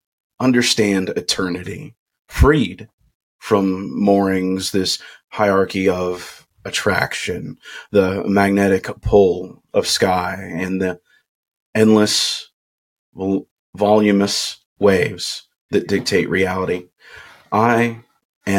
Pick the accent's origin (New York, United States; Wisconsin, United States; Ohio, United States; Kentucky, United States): Kentucky, United States; I'm from Kentucky and I say soda too